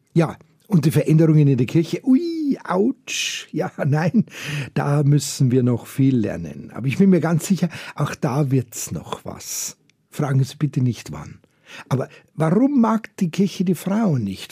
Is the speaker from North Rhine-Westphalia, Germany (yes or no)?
no; Bavaria, Germany; bei uns in Bayern